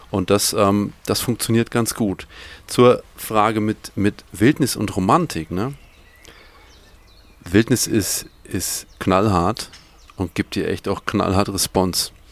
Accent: Bavaria, Germany; ich bin ein Franke, das ist voll schwierig.

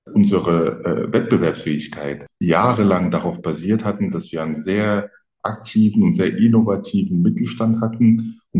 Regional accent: Frankfurt, Hesse, Germany; In Frankfurt, da wo ich herkomme

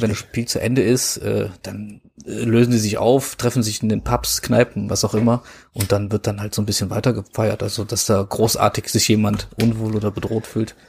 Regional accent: Mönchengladbach, North Rhine-Westphalia, Germany; Ich bin ja auch in Mönchengladbach geboren und wohne ja nicht weit weg

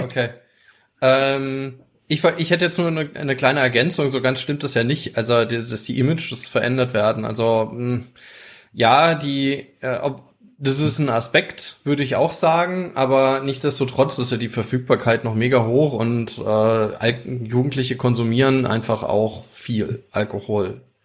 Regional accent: Rhineland-Palatinate, Germany; bei uns in Rheinland-Pfalz

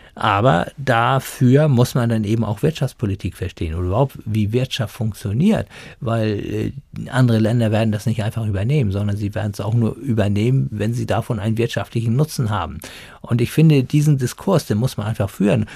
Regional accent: Germany; bei uns in Deutschland

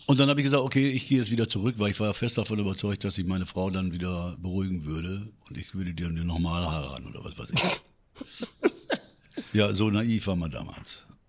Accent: Münster, North Rhine-Westphalia, Germany; ich komme aus Münster

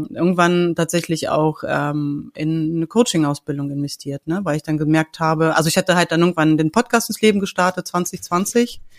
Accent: Hanover, Lower Saxony, Germany; ich komme aus Hannover, ich bin mittlerweile 44

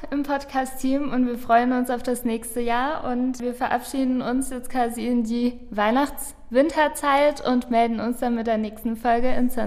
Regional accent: Hungary; German is a second language; now in Germany; ich komme ja nicht ursprünglich aus Deutschland und meine Familie lebt in Ungarn.

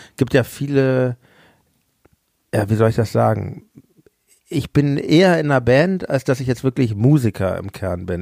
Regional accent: Hamburg, Germany; Ich komme ja aus Hamburg

